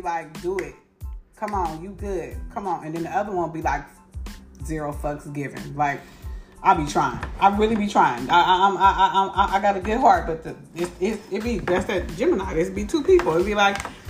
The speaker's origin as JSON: {"language": "English", "town": "Inglewood", "region": "California", "country": "United States", "tie": "born or raised there", "said": "We're from Inglewood."}